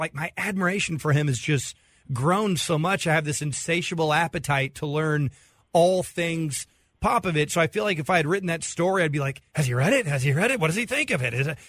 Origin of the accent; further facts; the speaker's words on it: Dallas, Texas, United States; I grew up in Dallas.